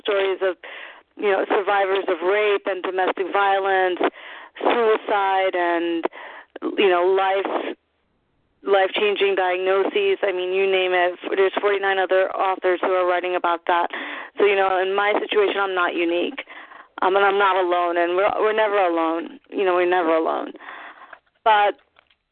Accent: New York, United States; As a New Yorker who does theater, I've never dreamed of leaving home

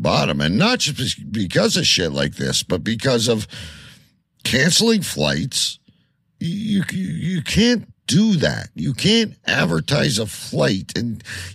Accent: Canada

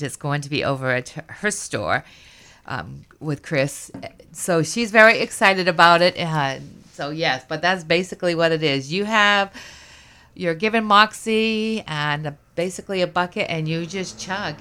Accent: United Kingdom; moved away; I'm a Brit girl myself

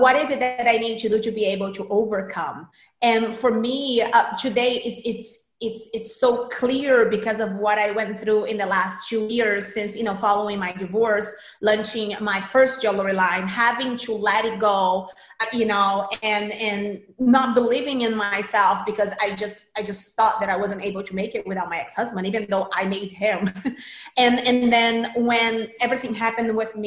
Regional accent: Brazil; moved away; I'm from Brazil originally. And in Brazil, I started working as an actress. I was a pretty big child actress in Brazil at 8

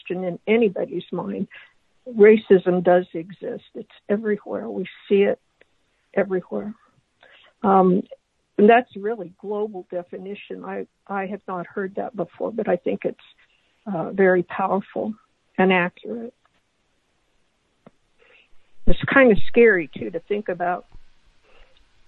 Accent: Lincoln, Kansas, United States; my hometown is Lincoln, Kansas

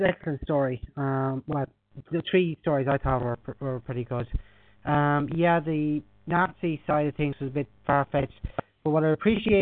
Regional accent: Ireland; as an Irishman

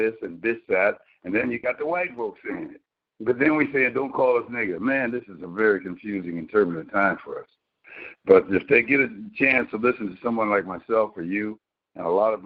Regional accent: Compton, California, United States; going to Compton, okay? And Compton was very good, quality education

